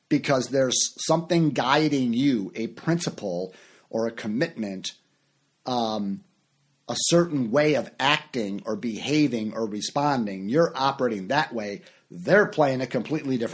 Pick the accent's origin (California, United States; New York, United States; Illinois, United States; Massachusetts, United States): Illinois, United States; Chicago; moved away; also born or lived in Orlando, Florida; And for years I lived in Orlando, Florida, and I'm from Chicago